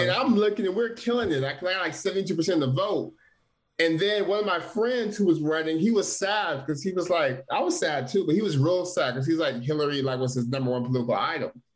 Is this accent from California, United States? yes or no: yes; Stockton, California, United States; I was born and raised in Stockton, California